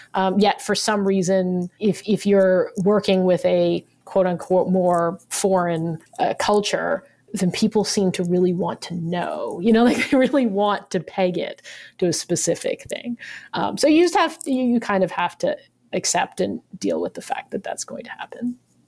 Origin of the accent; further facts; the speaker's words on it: United States; The only reason for that is obviously because I'm Chinese American, right?